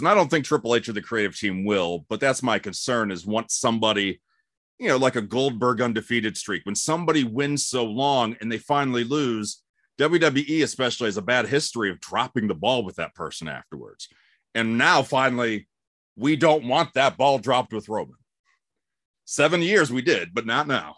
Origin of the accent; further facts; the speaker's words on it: Cleveland, Ohio, United States; moved away as an adult; also born or lived in Albuquerque, New Mexico / Fort Wayne, Indiana / Warsaw, Indiana / Los Angeles; now in Atlanta, United States; I grew up in Cleveland, and I love Cleveland